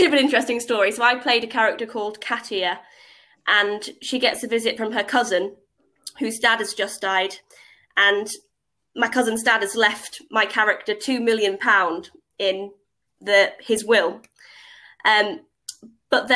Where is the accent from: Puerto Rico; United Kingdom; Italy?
United Kingdom; Cleethorpes, Yorkshire and the Humber; now in Cambridge, United Kingdom; I'm originally from Cleethorpes on the East Coast, a seaside town.